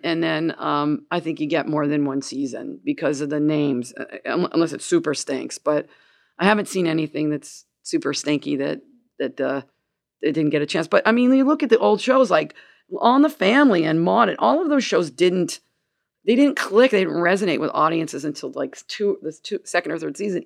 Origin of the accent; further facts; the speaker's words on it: Gainesville, United States; moved away as an adult; now in Canada; I'm from Gainesville